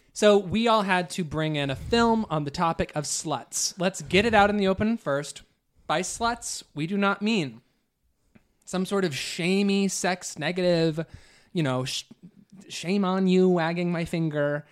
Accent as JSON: {"language": "English", "region": "Midwest", "country": "United States", "tie": "born or raised there", "moved": "yes", "said": "Growing up in the Midwest"}